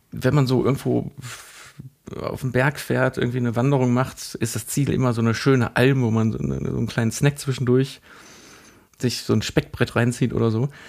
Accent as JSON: {"language": "German", "region": "South Tyrol", "country": "Italy", "said": "ich bin kein Italiener, ich bin, ich bin kein äh, Deutscher, ich bin kein Österreicher."}